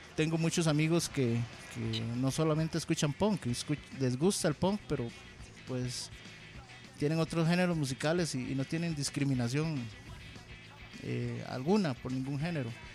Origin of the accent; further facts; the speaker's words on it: Alajuela, Costa Rica; also born or lived in Heredia; yo soy de Alajuela